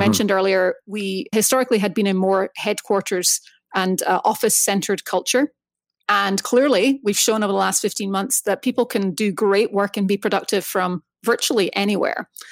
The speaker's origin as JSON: {"language": "English", "region": "Scotland", "country": "United Kingdom", "tie": "born or raised there", "moved": "as an adult", "lives_now": "United States", "said": "I grew up in Scotland, moved to the States basically to kick off my career"}